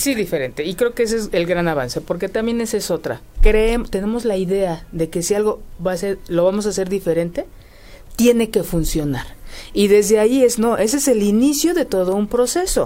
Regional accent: Mexico; como mexicanos

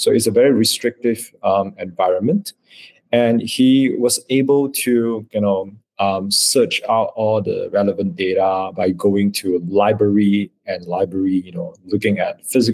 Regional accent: Malaysia; I'm a Malaysian from Malaysia.

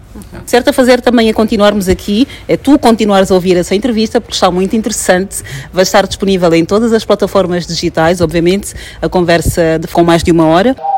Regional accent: Angola; sou angolana e tenho Sim. aquelas características da região em que eu nasci

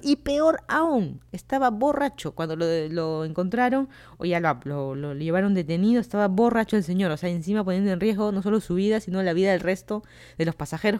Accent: Lima, Peru; moved away as an adult; also born or lived in Miami, United States; now in Virginia, United States; yo soy de Lima, Perú. Me mudé aquí a Estados Unidos hace dos años

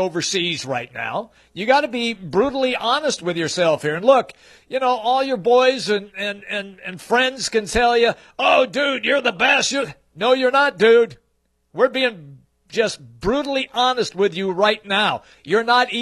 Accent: Seattle, Washington, United States; I remember growing up in Seattle.

